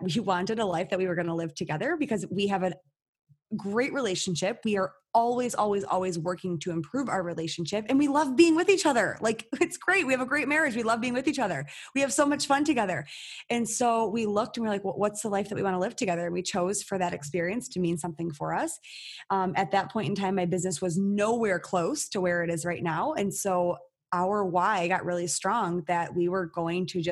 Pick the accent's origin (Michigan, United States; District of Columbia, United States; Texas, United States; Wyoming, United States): Michigan, United States; I'm born and raised in Michigan. I've never left the state